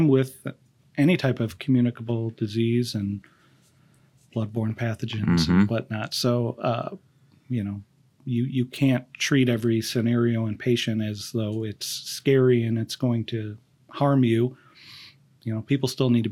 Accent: Detroit, Michigan, United States; moved away as an adult; also born or lived in Charlotte, North Carolina; now in Columbia, United States; back home in Detroit

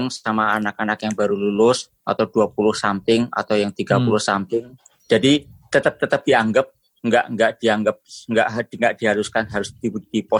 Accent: Indonesia; now in United States; Aku melakukan eh, kami punya American dreams as an Indonesian.

